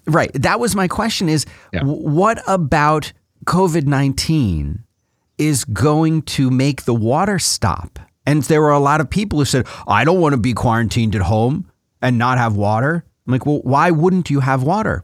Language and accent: English; Florida, United States; I grew up in Florida where we have hurricanes every fifteen or twenty minutes